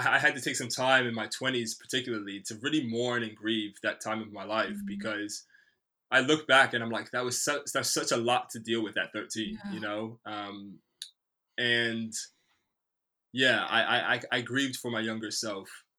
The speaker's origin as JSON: {"language": "English", "country": "United States", "tie": "born or raised there", "moved": "yes", "lives_now": "Bristol, United Kingdom", "said": "I grew up in the States in the early 90s"}